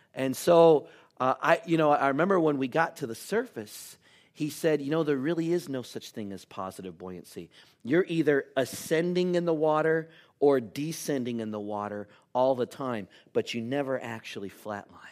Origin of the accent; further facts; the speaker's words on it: United States; we're from Washington